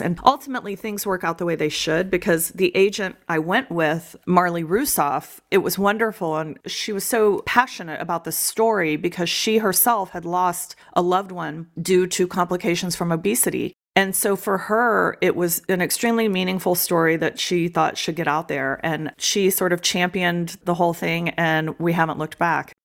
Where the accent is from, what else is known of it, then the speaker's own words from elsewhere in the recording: Austin, Texas, United States; moved away as an adult; also born or lived in Dallas, Texas; now in New Hampshire, United States; I grew up in the Austin area mostly